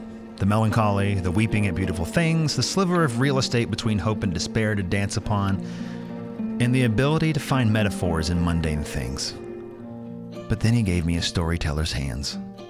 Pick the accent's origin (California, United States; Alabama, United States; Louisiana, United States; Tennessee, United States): Tennessee, United States; Northeast; also born or lived in Knoxville, Tennessee; I'm from Northeast Tennessee and now live in Knoxville, so heading northeast is heading home for me.